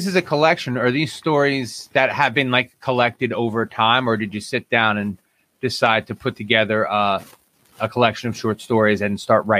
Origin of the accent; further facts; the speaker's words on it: Jersey City, New Jersey, United States; moved away; also born or lived in Union Beach, New Jersey; I was born in Jersey City and left New Jersey from Union Beach.